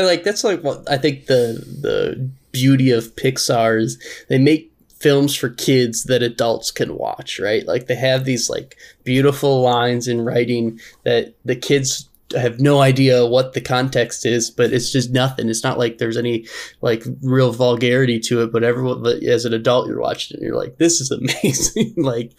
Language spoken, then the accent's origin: English; Canada; As a Canadian, I still enjoy it, and I still love South Park.